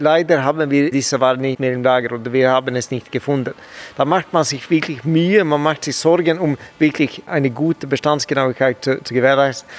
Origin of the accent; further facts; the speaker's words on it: Sweden; German is a second language; moved away as an adult; also born or lived in Northern Sweden; now in Switzerland; Ich bin ja Schwede und habe früher in Nordschweden